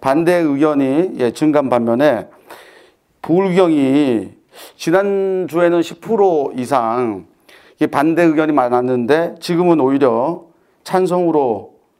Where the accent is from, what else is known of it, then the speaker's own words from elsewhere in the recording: Busan, South Korea; 제가 사실 부산 사람으로서 오늘 광주에 와 있는데